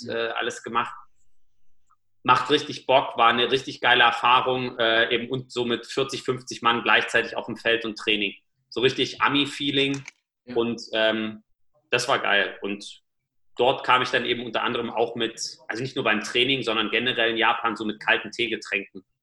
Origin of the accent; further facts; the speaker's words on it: Germany; Das ist so, wo ich sage, als Deutscher mit unserem Level